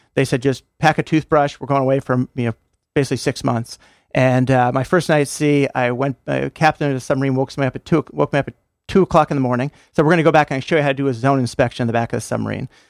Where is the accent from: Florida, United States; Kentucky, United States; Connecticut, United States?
Connecticut, United States; Stamford; also born or lived in Enfield, Connecticut / Groton, Connecticut / California; I grew up in Stanford, went to Stanford High